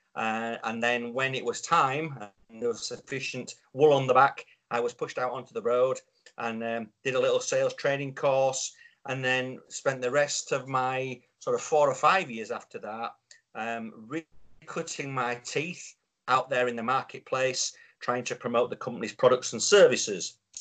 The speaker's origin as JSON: {"language": "English", "region": "Yorkshire and the Humber", "country": "United Kingdom", "said": "I'm a Yorkshireman"}